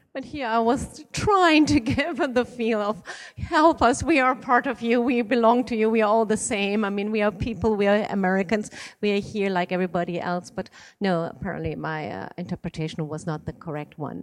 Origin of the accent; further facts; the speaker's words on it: Iran; moved away; I was born in Iran and my father is Iranian